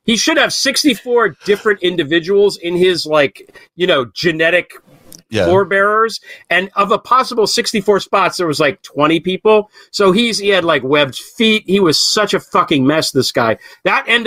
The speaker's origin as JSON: {"language": "English", "country": "United States", "said": "As an American"}